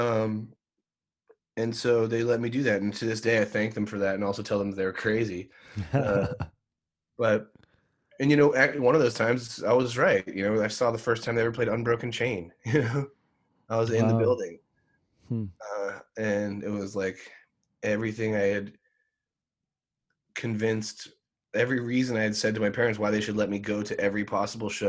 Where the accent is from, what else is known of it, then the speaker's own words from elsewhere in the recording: outside of Philadelphia, Pennsylvania, United States; I grew up outside of Philadelphia